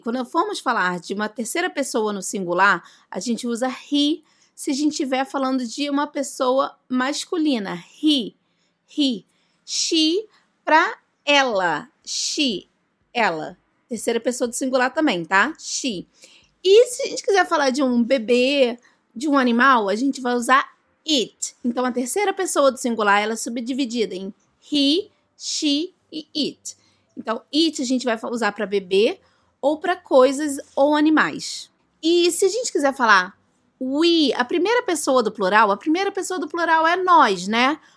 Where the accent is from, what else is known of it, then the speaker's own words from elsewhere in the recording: Brazil; I am from Brazil. Eu sou do Brasil.